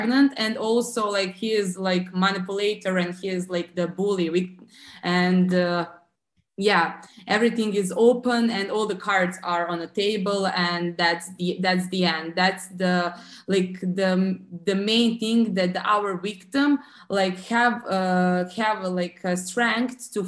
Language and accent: English; Serbia; I live in Serbia. We are from the Southeast Europe, actually on the Balkan